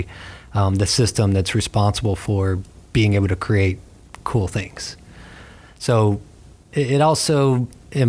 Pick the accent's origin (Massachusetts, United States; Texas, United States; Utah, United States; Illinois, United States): Texas, United States; near Beaumont, Port Arthur, Southeast; moved away as an adult; also born or lived in Tallahassee; now in Gainesville, United States; born and raised in Southeast Texas